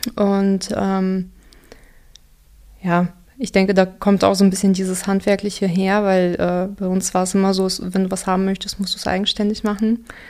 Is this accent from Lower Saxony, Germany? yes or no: no; Dortmund, North Rhine-Westphalia, Germany; first language Russian; German is a second language; also born or lived in Kazakhstan / Unna / Aachen; Wenn du ursprünglich Deutschland meinst, dann äh, aus Dortmund.